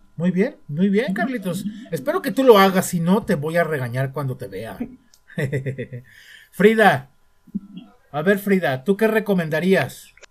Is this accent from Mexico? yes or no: yes; Mexico; como mexicano